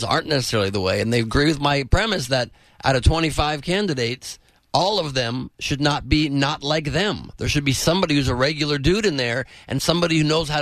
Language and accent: English; Los Angeles, California, United States; also born or lived in San Diego; Los Angeles, born and raised.